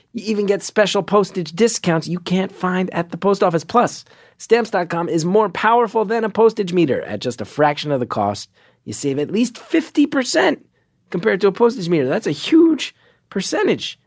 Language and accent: English; East Coast, United States; I grew up on the East Coast